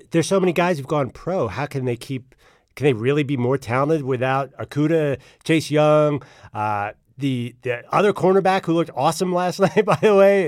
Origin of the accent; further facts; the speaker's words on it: Philadelphia suburbs, Pennsylvania, United States; I mean Philly suburbs in the biggest possible way. We're not, you know, West Philly. This is Lower Marion, Upper Marion